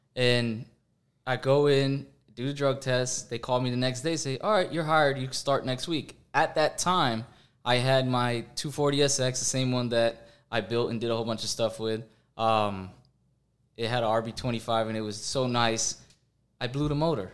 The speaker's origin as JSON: {"language": "English", "region": "Florida", "country": "United States", "tie": "born or raised there", "said": "I grew up in Florida"}